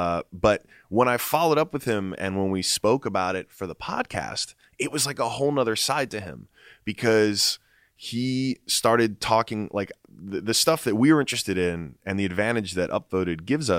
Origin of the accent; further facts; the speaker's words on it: New York, United States; born there; Like I was born in New York.